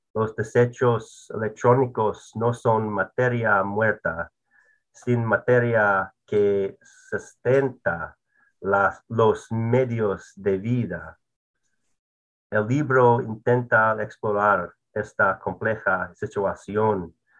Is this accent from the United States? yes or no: yes; United States; soy blanco, soy estadounidense, soy un hombre